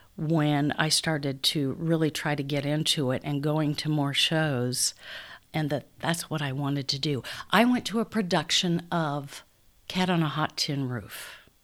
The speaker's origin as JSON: {"language": "English", "town": "Council Bluffs", "region": "Iowa", "country": "United States", "tie": "born or raised there", "also_born_or_lived": "Omaha", "said": "I'm from Council Bluffs. Grew up in Council Bluffs"}